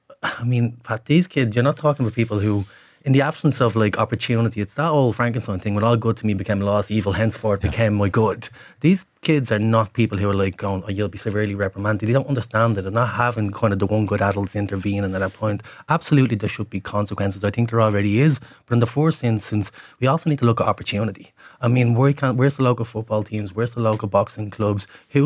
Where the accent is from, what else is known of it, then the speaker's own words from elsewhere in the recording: Leinster, Ireland; when I was growing up in the North Inner City, you never knew anyone that went on to be in the Guards.